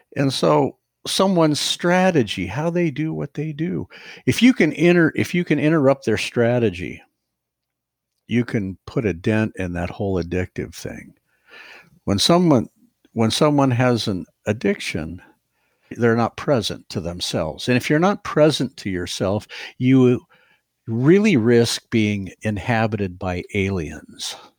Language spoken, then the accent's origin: English; Ohio, United States; moved away as an adult; I'm from Ohio